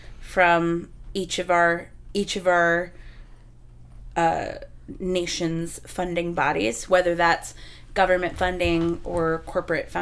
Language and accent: English; Texas, United States; moved away; I'm from Texas